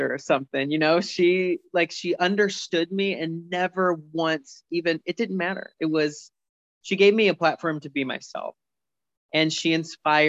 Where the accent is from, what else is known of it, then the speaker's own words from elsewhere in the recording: St. Louis, Missouri, United States; moved away as an adult; also born or lived in Warrensburg, Missouri / Chicago; now in Virginia, United States; I grew up in St. Louis